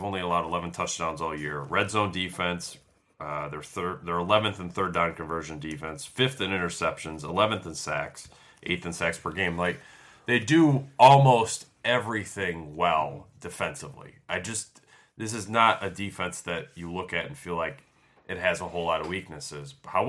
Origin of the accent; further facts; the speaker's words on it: Philadelphia, Pennsylvania, United States; I mean, I'm from Philadelphia. Like, college football's not a big deal there